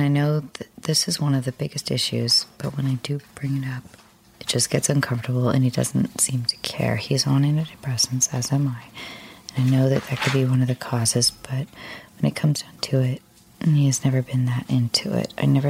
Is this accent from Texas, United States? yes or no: yes; Dallas, Texas, United States; born there; also born or lived in Santa Fe / Denver / Salt Lake City; So I was born in Dallas.